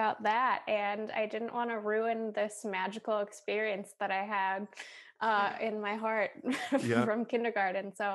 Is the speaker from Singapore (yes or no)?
no; Minneapolis, Minnesota, United States; moved away as an adult; also born or lived in Boston; now in Milwaukee, United States; I grew up in Minneapolis, but my mom grew up in Milwaukee